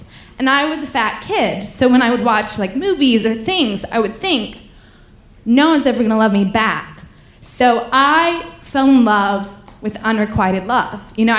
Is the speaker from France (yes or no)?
yes; Paris, Île-de-France, France; oh, the thing is I'm from Paris, so I cannot tell you where to go